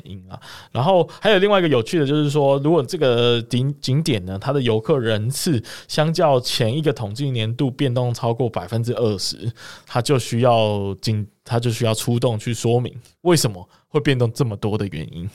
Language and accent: Chinese; Kaohsiung, Taiwan; 身为高雄人的我